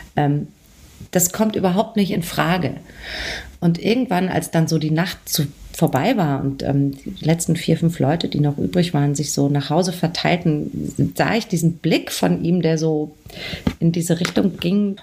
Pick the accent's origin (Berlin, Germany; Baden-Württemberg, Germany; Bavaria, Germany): Bavaria, Germany; Aschaffenburg; bin ich in der Nähe von Frankfurt aufgewachsen, in Aschaffenburg